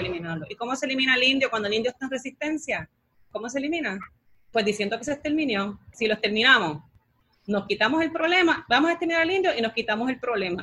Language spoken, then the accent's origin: Spanish; Lares, Puerto Rico; yo soy del área y me crié y nací en LARE